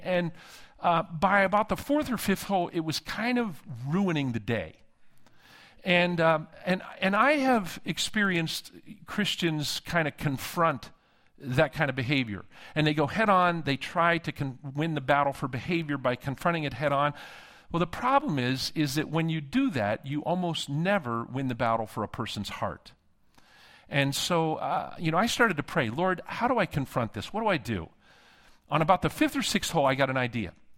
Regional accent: Pittsburgh, Pennsylvania, United States; moved away; I'm from Western P A, Pittsburgh originally

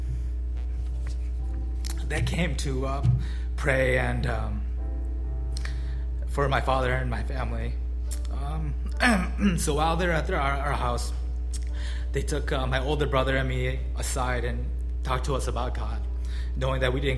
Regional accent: Skokie, Illinois, United States; I grew up close by in Skokie

